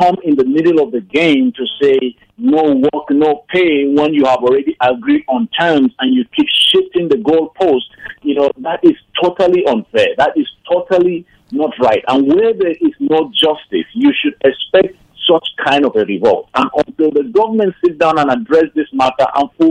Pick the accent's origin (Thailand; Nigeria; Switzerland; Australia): Nigeria; Plateau; moved away as an adult; now in United States; as a Nigerian citizen, as an individual from Plateau State, as one who has gone through education in Nigeria, primary, secondary, and tertiary education